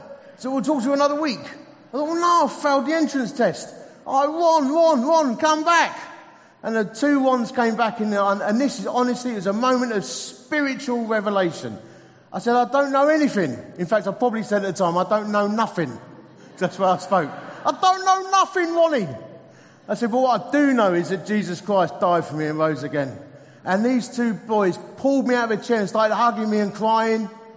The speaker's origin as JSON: {"language": "English", "town": "Dagenham", "region": "London", "country": "United Kingdom", "tie": "born or raised there", "accent": "Essex", "said": "I'm an Essex boy. Anyone else here from Essex? Four people. I was born in Dagenham"}